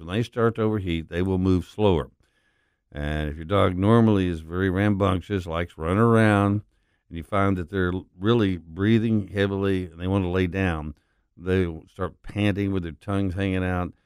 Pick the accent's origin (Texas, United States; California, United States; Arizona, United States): Texas, United States; West; now in Memphis, United States; I grew up in West Texas